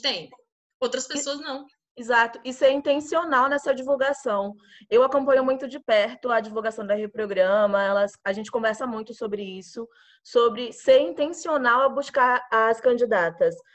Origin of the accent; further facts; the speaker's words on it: Alagoinhas, Bahia, Brazil; now in São Paulo, Brazil; falo com minhas amigas de Alagoinhas, que eu sou lá do interior da Bahia